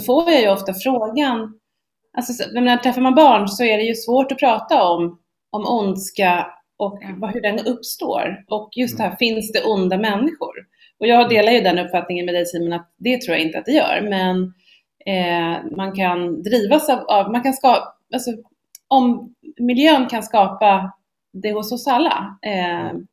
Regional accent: Sweden

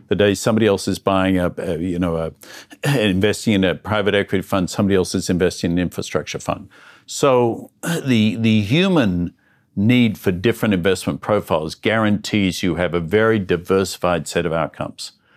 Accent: Melbourne, Victoria, Australia; moved away; I'm an Australian guy who grew up in the suburbs of Melbourne

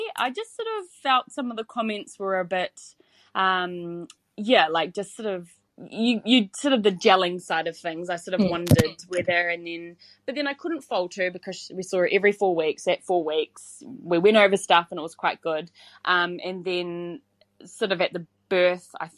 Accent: Hamilton, Waikato, New Zealand; I'm from Hamilton, and I have two little boys

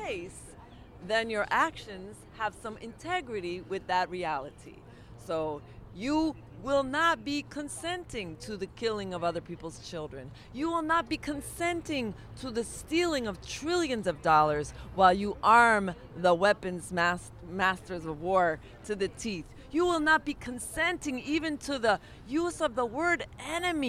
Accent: New York City, New York, United States; I'm a New Yorker

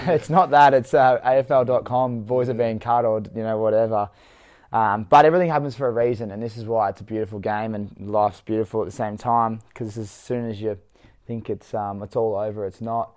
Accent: Victoria, Australia; We're both from Victoria

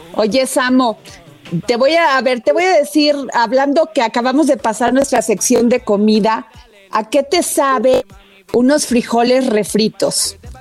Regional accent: Veracruz, Mexico; yo soy tu paisana, soy veracruzana.

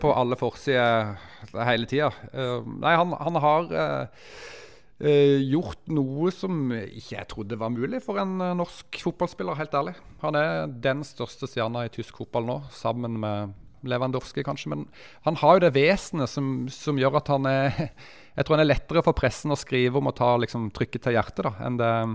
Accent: Mandal, Agder, Norway; moved away; Mandalskameratene, det er jo der jeg er fra

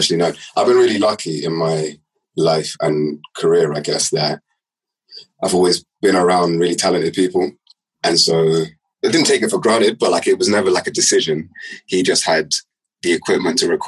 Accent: London, United Kingdom; I left West London as quickly as I could, because it's tiny

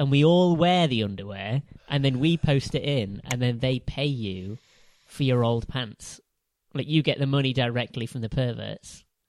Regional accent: Jamaica; I think you should know that by now. Where am I from, Sean?

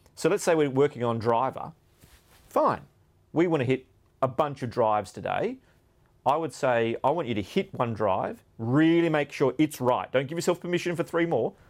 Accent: Australia; growing up in Australia

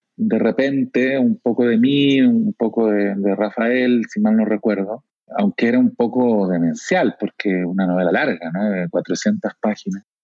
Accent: Chile; accent: Chilean Spanish; moved away as an adult; now in Mexico; cambiarse de acento del español de Chile al español de México, sin, sin perderlo

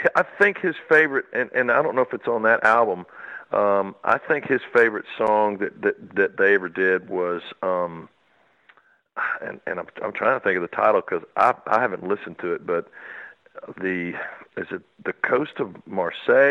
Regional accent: Houston, Texas, United States; I was raised down in Houston, Texas

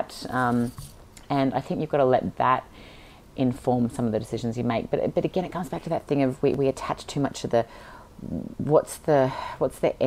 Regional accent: Sydney, New South Wales, Australia; I was born and raised in Sydney

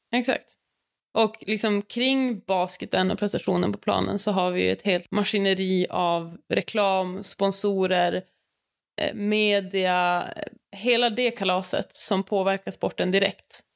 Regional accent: Luleå, Norrbotten County, Sweden; Jag är också från Luleå, har vuxit upp med Ellen

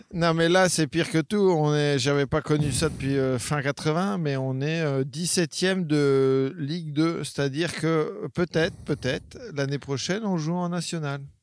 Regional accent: Caen, Normandy, France; moved away as an adult; also born or lived in Charleville-Mézières; j'ai habité à Caen jusqu'à 18 ans, mais je suis, euh, je suis normand

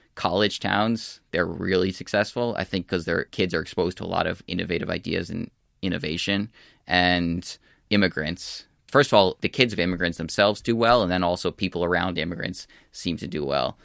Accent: United States; also born or lived in California / New York; I'm from the United States

